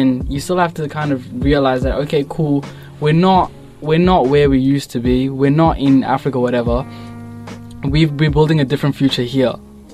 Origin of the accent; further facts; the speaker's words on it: Footscray, Victoria, Australia; I came from Footscray